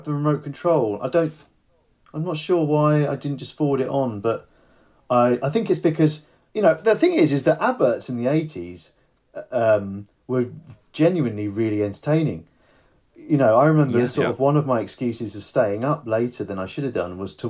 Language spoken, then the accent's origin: English; United Kingdom; I'm not actually from North London, I'm from the South Coast